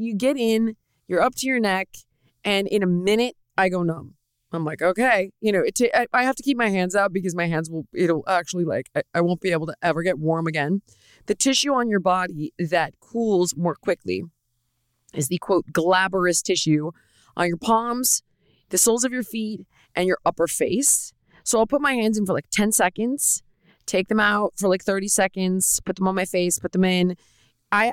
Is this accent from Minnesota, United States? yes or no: no; Los Angeles, California, United States; I grew up in Los Angeles